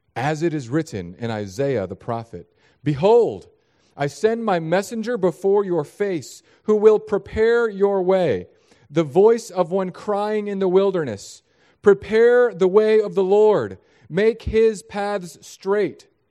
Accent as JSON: {"language": "English", "town": "San Diego", "region": "California", "country": "United States", "tie": "born or raised there", "moved": "yes", "lives_now": "Florida, United States", "said": "I was born in San Diego."}